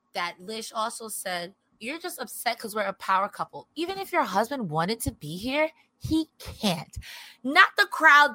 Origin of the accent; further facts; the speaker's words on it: New York, United States; I'm from New York